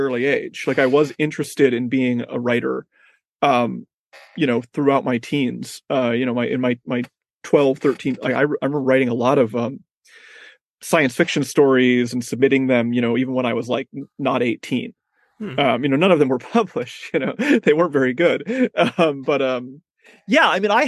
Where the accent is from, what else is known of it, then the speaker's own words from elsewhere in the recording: Mesa, Arizona, United States; moved away as an adult; now in New York City, United States; I was born in Mesa, Arizona.